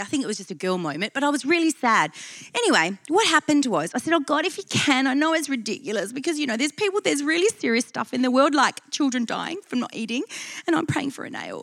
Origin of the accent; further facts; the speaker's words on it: Perth, Western Australia, Australia; I'm from Perth